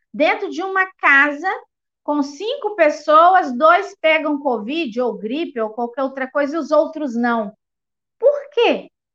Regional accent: Eugenópolis, Minas Gerais, Brazil; eu sou da cidade de Eugenópolis, Minas Gerais

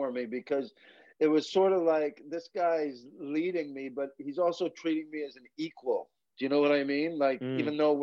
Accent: Quesnel, British Columbia, Canada; now in Scotland; The town I grew up with was called Quesnel, British Columbia

